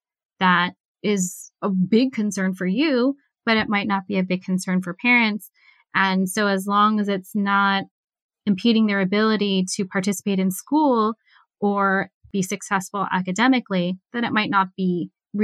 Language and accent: English; United States; also born or lived in Japan; I am Chinese American